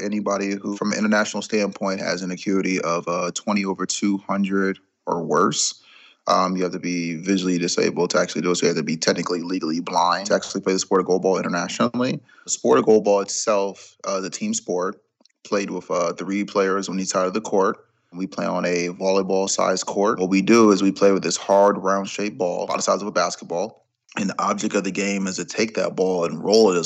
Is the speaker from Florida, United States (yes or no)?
yes; Jacksonville, Florida, United States; I'm from Jacksonville, Florida, 37 years old.